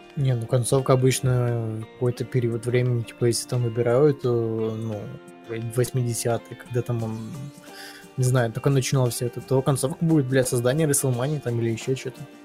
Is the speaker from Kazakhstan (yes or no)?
no; Ukraine; я украинец